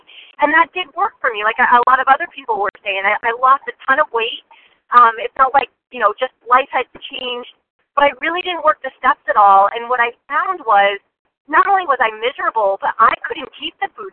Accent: New Jersey, United States; also born or lived in Western Massachusetts; now in Massachusetts, United States; I am from Western Massachusetts, originally a Jersey girl

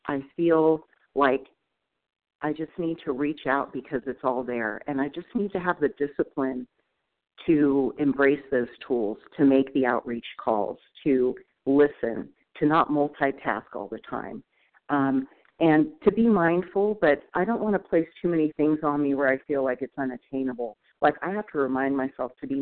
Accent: Northern California, United States; moved away as an adult; also born or lived in Oregon; I'm from Northern California, but now moving up to Oregon.

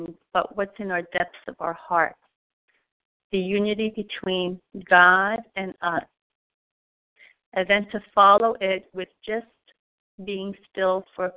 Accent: New York, United States; I am from New York

